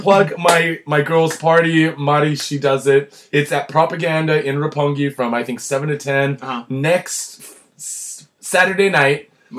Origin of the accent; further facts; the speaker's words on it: New York, United States; You from New York? I'm from New York.